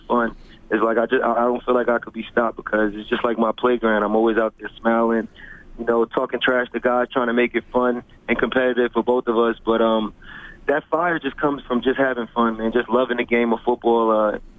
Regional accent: New York City, New York, United States; I grew up in Staten Island, New York.

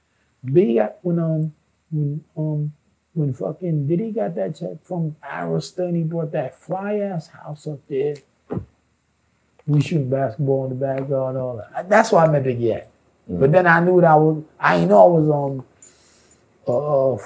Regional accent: New York City, New York, United States; also born or lived in Portsmouth, Virginia; I was from Queens

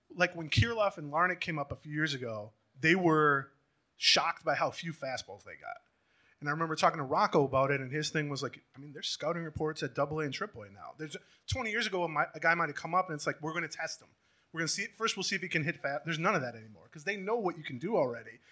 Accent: St. Paul, Minnesota, United States; I'm from St. Paul

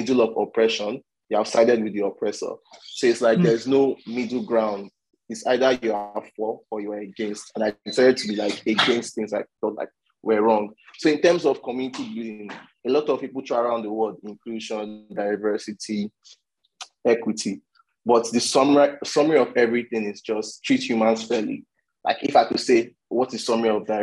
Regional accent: Nigeria; I'm from Nigeria

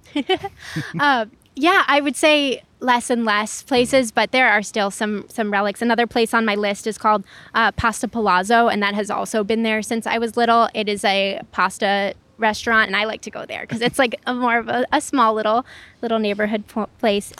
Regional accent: Chicago, Illinois, United States; also born or lived in Lakeview, Chicago; I grew up here. So, um, I spent the first eighteen years of my life, um, not too far from Oz Park where we are right now.

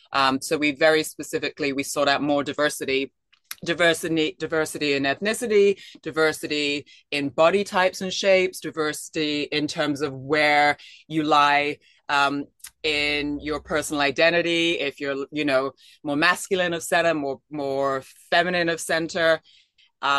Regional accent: England, United Kingdom; moved away; I'm from England originally

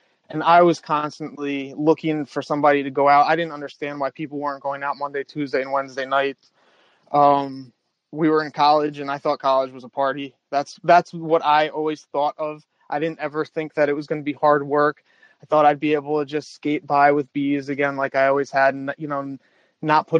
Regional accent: New Rochelle, New York, United States; I grew up in New Rochelle, which is just north of the Bronx

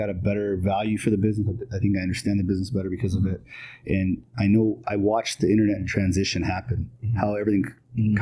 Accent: Canada; moved away; I started back in Canada. I was born and raised out there

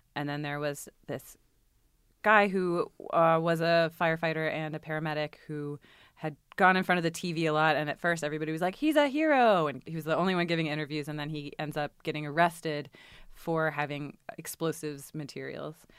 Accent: Richmond, Virginia, United States; moved away; I grew up in Richmond, Virginia

